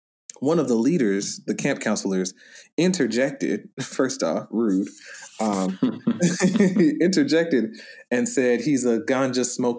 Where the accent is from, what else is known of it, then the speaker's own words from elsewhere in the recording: the South, United States; Because growing up in the South, white people police the things that Black people think and say.